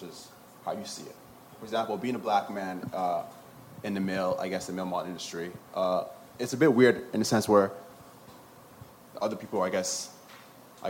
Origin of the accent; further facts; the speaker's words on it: Nigeria; now in Canada; I'm from Nigeria.